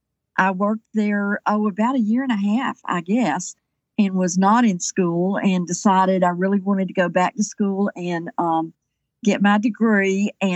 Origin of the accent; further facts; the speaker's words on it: Kingsport, Tennessee, United States; also born or lived in Johnson City, Tennessee; I grew up in Upper East Tennessee in Kingsport lived there until I went to college.